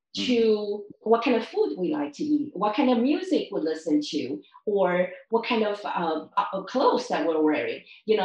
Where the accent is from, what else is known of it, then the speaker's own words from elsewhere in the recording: Taiwan; I grew up in Taiwan